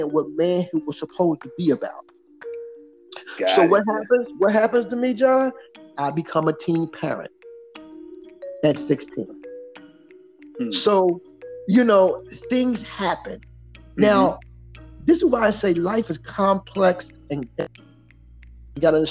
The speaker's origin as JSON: {"language": "English", "town": "Philadelphia", "region": "Pennsylvania", "country": "United States", "tie": "born or raised there", "said": "I came from Southwest Philly"}